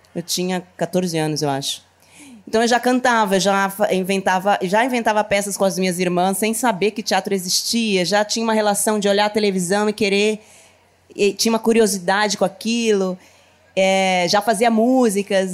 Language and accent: Portuguese; Taboão da Serra, São Paulo, Brazil; Eu nasci na periferia de São Paulo, né? Eu sou de Taboão da Serra, que é uma região da Grande São Paulo